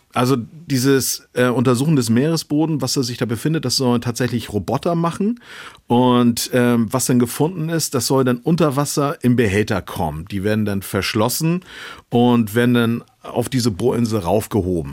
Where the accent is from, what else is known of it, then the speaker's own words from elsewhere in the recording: Kiel, Schleswig-Holstein, Germany; ich bin ja Kieler